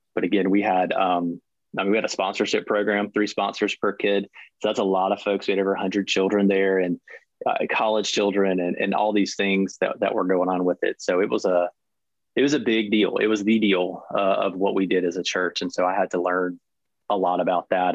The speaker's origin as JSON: {"language": "English", "area": "near Savannah", "region": "Southeast Georgia", "country": "United States", "tie": "born or raised there", "said": "I grew up in Southeast Georgia uh, with my mother and brother. Uh, we lived in a little town just outside of Savannah, Georgia for pretty much my whole life"}